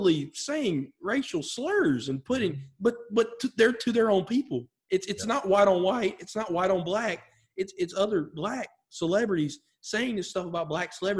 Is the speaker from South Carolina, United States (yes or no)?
yes; Clinton, South Carolina, United States; I'm from South Carolina, for those of you that know, live in a very rural area.